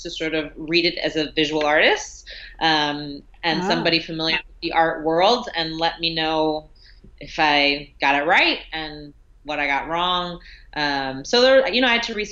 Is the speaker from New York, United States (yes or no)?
yes; New York City, New York, United States; the neighborhood I grew up in Brooklyn, Fort Greene